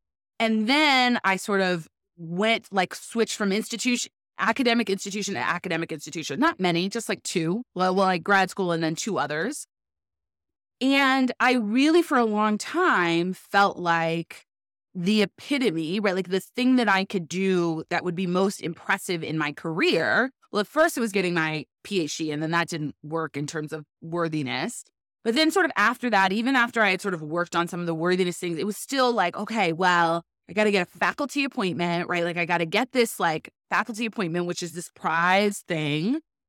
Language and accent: English; Pasadena, California, United States; moved away as an adult; now in Chicago, United States; I am from Pasadena. It's just outside of L.A., so just north of downtown L.A., and it's where the Rose Bowl is. As a point of reference, I actually kind of grew up across the street from the Rose Bowl.